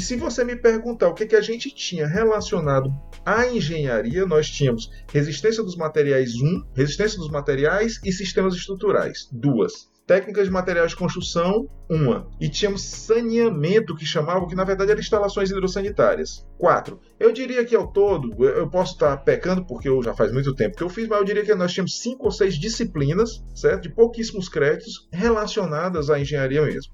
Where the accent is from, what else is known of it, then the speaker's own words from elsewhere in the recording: Ceará, Brazil; moved away as an adult; also born or lived in Fortaleza (Cocó); eu sou cearense